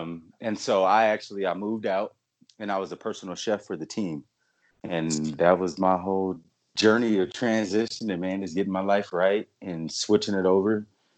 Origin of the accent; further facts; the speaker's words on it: San Bernardino, California, United States; moved away as an adult; also born or lived in Arizona; now in Utah, United States; I am a representative of California, San Bernardino, which we consider the IE, the England Empire.